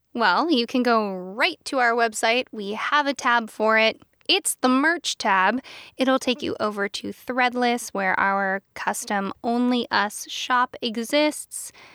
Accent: Pennsylvania, United States; I am from Pennsylvania

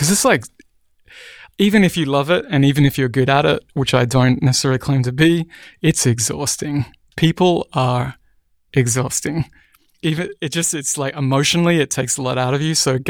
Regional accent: Cairns, Queensland, Australia; also born or lived in Brisbane; So we moved from Cairns, far north Queensland, up into the mountains, which is the rainforested area of Australia, down to Brisbane.

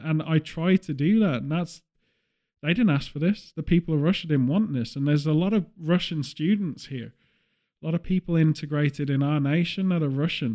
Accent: England, United Kingdom; as a British person

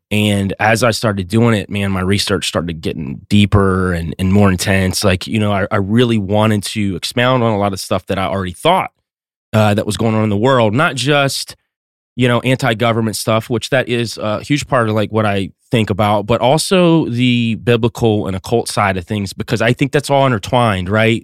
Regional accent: North Georgia Mountains, United States; I'm from North Georgia Mountains

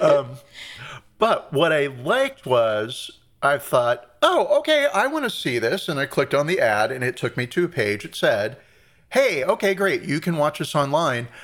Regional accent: Long Beach, California, United States; I'm from Long Beach, and I say I'm from L

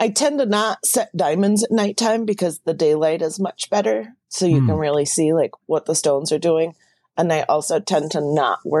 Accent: Washington, United States; moved away as an adult; also born or lived in Tacoma / Minneapolis; growing up in Washington State

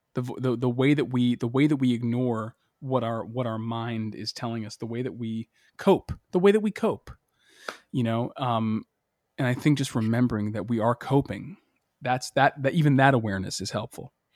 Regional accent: Boston, Massachusetts, United States; my childhood growing up in Boston

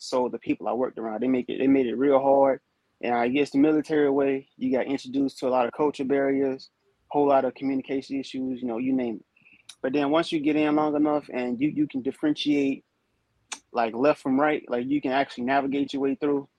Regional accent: North Carolina, United States; moved away as an adult; I'm from North Carolina originally, so I'm like right there in the area, only 3 hours out.

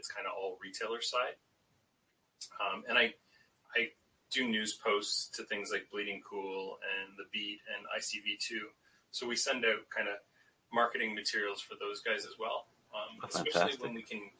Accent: London, Ontario, Canada; also born or lived in Toronto; I moved 2 hours down the road to London, Ontario, which is my hometown

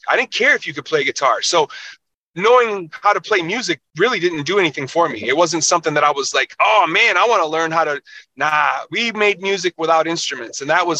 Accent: Minneapolis, Minnesota, United States; Yeah. I kind of was in the same 2 square miles pretty much the majority of my life.

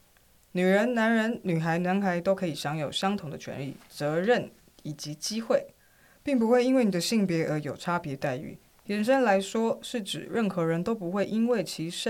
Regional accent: Taiwan; 我们台湾人真的好棒。

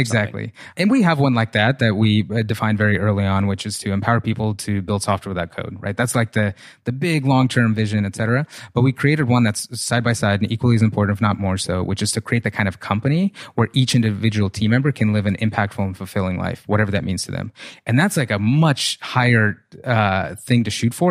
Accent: Russia; now in United States; I came from, I grew up in Russia, like, super poor

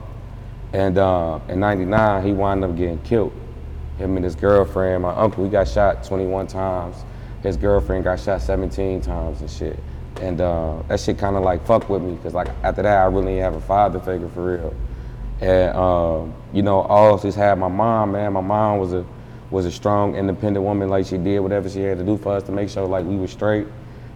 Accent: Detroit, Michigan, United States; I'm from Detroit

